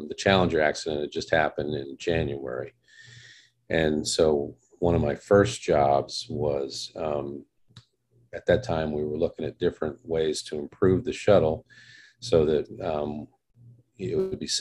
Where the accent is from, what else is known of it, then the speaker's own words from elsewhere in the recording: Casper, Wyoming, United States; I grew up in Casper, Wyoming, which is the largest city in Wyoming